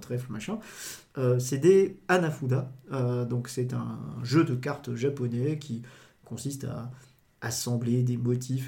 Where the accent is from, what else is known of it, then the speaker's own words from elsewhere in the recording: Dijon, Bourgogne-Franche-Comté, France; je suis, né à Dijon, j'ai grandi à Dijon